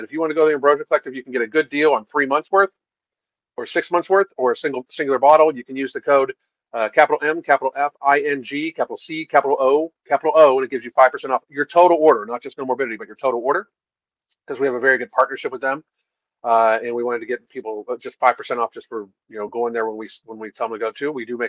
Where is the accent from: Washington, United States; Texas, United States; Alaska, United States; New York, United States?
Alaska, United States; I grew up in Alaska long before off-grid, living off-grid was being cool.